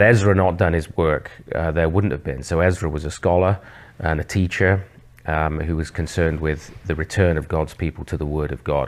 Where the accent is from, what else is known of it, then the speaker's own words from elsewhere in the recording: England, United Kingdom; moved away as an adult; also born or lived in Oxford / Southwest London; now in Canada; I'm actually from England originally